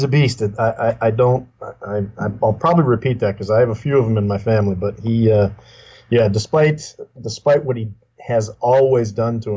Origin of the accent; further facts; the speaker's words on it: Salem, Massachusetts, United States; also born or lived in Beverly, Massachusetts; Grew up in Beverly and Salem. Again, it's just north of Boston.